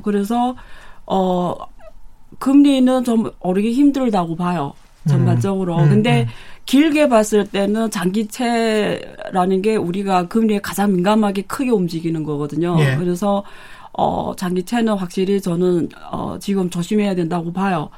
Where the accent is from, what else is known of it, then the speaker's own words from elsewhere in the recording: China; now in South Korea; 제가 중국에서 왔기 때문에